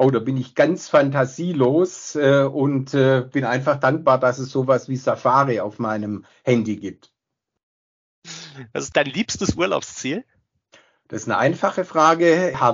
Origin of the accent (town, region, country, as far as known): Stuttgart, Baden-Württemberg, Germany; born there